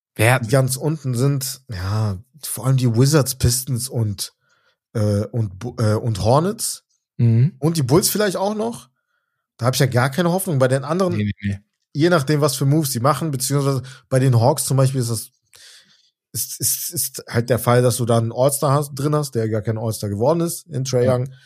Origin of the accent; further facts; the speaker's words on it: Germany; wir sind in Deutschland, wir sind Deutsche